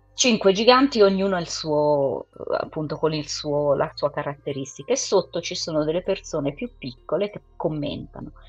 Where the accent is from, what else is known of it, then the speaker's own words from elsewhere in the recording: England, United Kingdom; io sono inglese